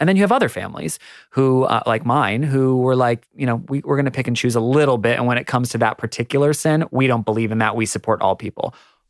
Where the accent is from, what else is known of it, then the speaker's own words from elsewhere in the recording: United States; moved away as an adult; now in Australia; Because I'm American, I've only lived here for 4 years.